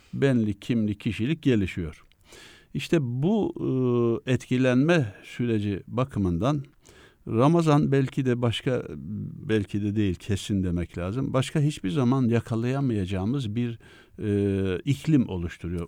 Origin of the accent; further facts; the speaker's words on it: Mesudiye, Ordu, Turkey; moved away as an adult; also born or lived in Üsküdar, Istanbul / Ankara; now in Istanbul, Turkey; ben e, köken itibariyle Ordu Mesudiye doğumluyum